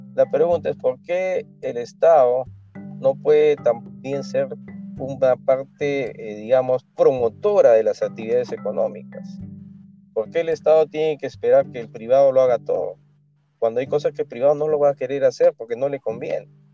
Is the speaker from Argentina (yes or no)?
no; Peru; como todo peruano